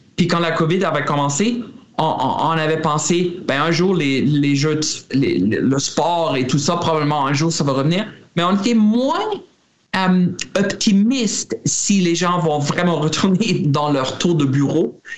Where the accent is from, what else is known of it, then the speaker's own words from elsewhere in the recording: Germany; moved away; J'étais en Allemagne, euh, ben, mon pays natal